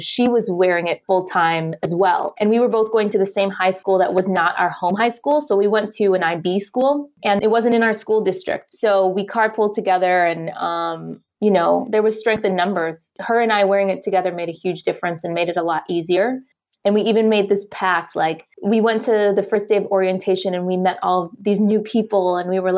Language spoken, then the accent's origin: English; Detroit, Michigan, United States; also born or lived in Chicago / Dubai; now in New York City, United States; I'm originally from Detroit, Michigan